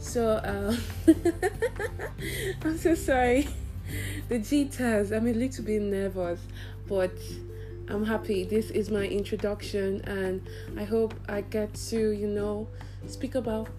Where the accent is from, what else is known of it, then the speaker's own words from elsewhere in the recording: South East, Nigeria; accent: Nigerian; Maybe in subsequent episodes, my Nigerian accent will come out. Not just Nigerian, my Igbo